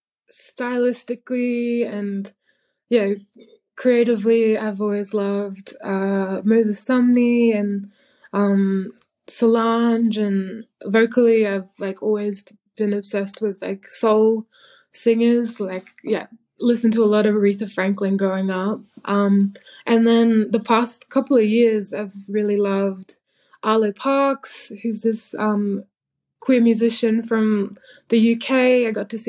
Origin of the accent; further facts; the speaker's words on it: Townsville, Queensland, Australia; also born or lived in Badu Island, Torres Strait; now in Melbourne, Australia; growing up in Townsville